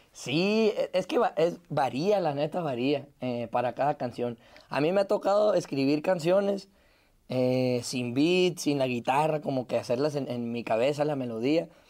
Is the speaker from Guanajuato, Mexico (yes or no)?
no; Ciudad Obregón, Sonora, Mexico; de dónde vengo, que vengo de Obregón, Sonora, del desierto